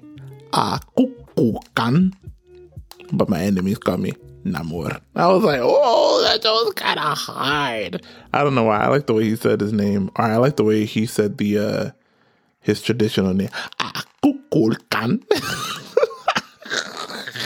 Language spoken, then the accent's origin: English; Nigeria; I'm Nigerian.